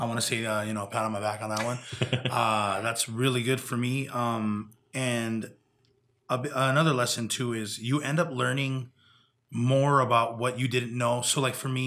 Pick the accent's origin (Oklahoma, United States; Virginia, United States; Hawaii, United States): Hawaii, United States; Big Island; growing up in Big Island, Hawaii